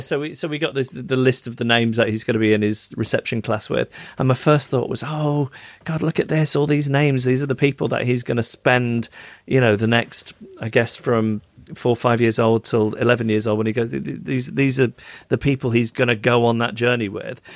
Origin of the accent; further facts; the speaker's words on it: Macclesfield, North West England, United Kingdom; my hometown of Macclesfield.